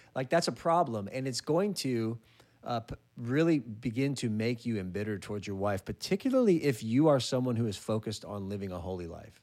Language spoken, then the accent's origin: English; California, United States; my home state of California